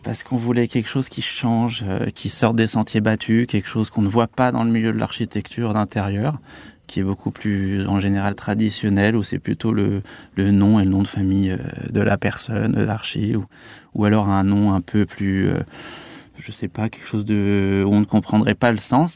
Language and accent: French; Annecy, Auvergne-Rhône-Alpes, France; moved away as an adult; now in Paris, France; je viens de d'Annecy et de Haute-Savoie, c'est vrai qu'on a une culture gastronomique assez développée